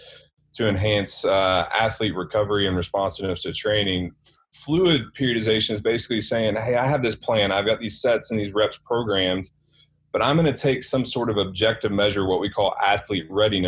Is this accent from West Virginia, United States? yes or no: no; Kentucky, United States; since I'm from Kentucky, got my PhD at Kentucky, played at Kentucky, family's from Kentucky